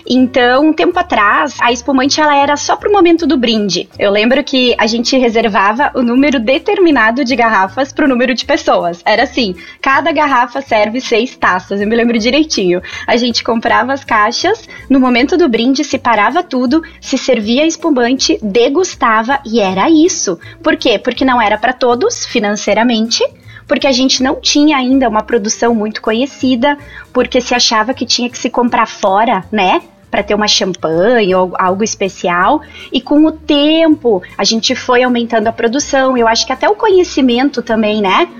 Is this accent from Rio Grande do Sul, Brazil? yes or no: yes; Nova Petrópolis, Rio Grande do Sul, Brazil; also born or lived in Caxias do Sul / Gramado; sou natural e moro em Nova Petrópolis. Morei um tempinho em Caxias, morei em Gramado, já viajei bastante, mas voltei para Nova Petrópolis